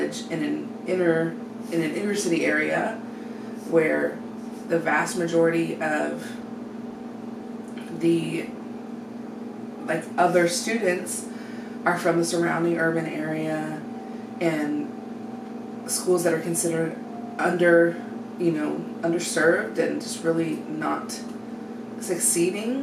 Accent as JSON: {"language": "English", "town": "Bonner Springs", "region": "Kansas", "country": "United States", "tie": "born or raised there", "said": "I grew up in Bonner"}